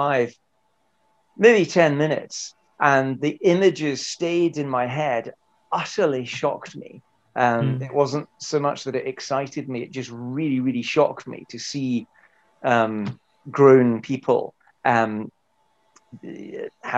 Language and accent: English; Fife, Scotland, United Kingdom; moved away as an adult; also born or lived in Glasgow; now in London, United Kingdom; I'm from Fife in Scotland, Glasgow born, I have to say. And I have been living for half my life, 26 years in England, almost exclusively London